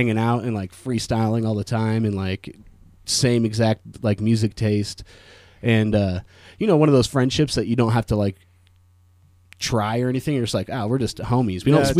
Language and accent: English; Carson City, Nevada, United States; also born or lived in Truckee, California / Lake Tahoe; Truckee and lived in Lake Tahoe until I was like 4 or 5 or something like that. And then I moved to Carson and spent most of my formative years up until about 18 in Carson City.